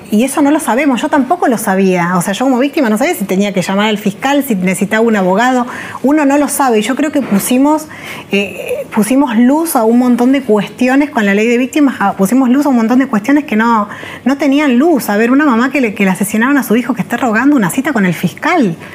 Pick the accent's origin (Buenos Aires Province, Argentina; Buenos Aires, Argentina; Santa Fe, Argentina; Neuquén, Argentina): Neuquén, Argentina; Zapala; also born or lived in La Plata / Olavarría / Catamarca; finalmente toda mi adolescencia fue en Zapala, Neuquén y, cuando terminé la secundaria me, fui a estudiar con mi hermano a la ciudad de La Plata, que es donde nací, porque mi mamá